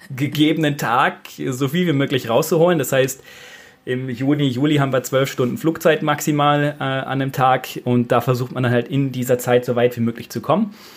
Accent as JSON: {"language": "German", "area": "near Bielefeld", "region": "North Rhine-Westphalia", "country": "Germany", "tie": "born or raised there", "moved": "as an adult", "lives_now": "Austria", "said": "aus der Nähe von Bielefeld, weil Bielefeld an sich gibt es ja nicht, bevor die Frage jetzt kommt. Ähm, genau, da komme ich gebürtig her und bin jetzt seit äh, sieben Jahren hier in Österreich"}